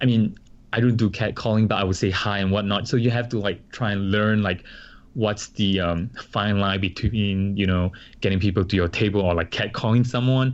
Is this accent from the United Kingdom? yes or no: no; Singapore; moved away as an adult; now in Paramus, New Jersey, United States; I come from Singapore and we, we are like a multiracial country